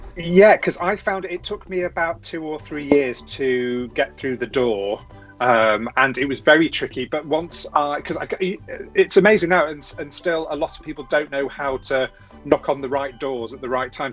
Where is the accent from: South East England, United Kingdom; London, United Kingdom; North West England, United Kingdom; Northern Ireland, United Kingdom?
North West England, United Kingdom; Cheshire; also born or lived in Coventry; I was born in Coventry, where a lot of my family still live, and then uh, my family moved to Cheshire, where the rest of my family still live. And yeah, went to school